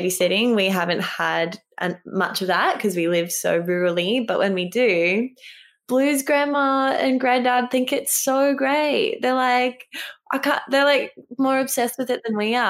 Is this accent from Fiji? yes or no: yes; Fiji; now in Mullumbimby, Australia; I was raised in Fiji.